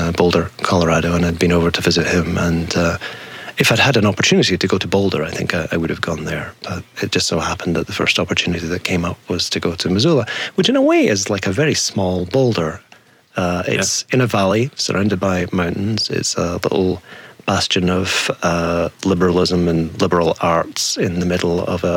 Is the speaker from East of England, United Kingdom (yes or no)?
no; Dundee, Scotland, United Kingdom; also born or lived in Glasgow; I was raised in Scotland, yeah. I was born in a town called Dundee, brought up just a few miles from there